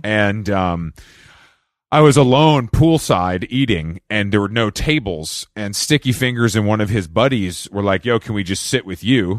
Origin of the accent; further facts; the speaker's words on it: Atlanta, Georgia, United States; I'm from Atlanta